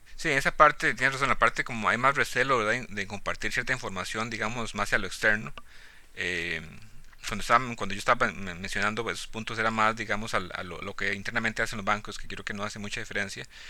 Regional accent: Costa Rica; also born or lived in Cartago, Costa Rica; yo originalmente soy de, soy de Costa Rica, ¿no? Pues allá crecí en un, pueblito rural

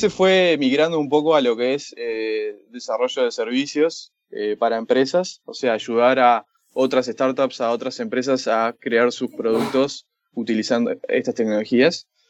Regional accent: Montevideo, Uruguay; also born or lived in San Francisco, United States; Originalmente uruguayo, de Montevideo. Eh, y sí, eh, nacido allá, crecí allá, trabajé allá

